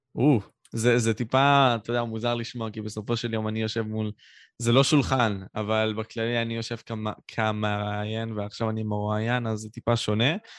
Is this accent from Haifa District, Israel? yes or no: no; Ashkelon, Southern District, Israel; אני בן שמונה עשרה, מאשקלון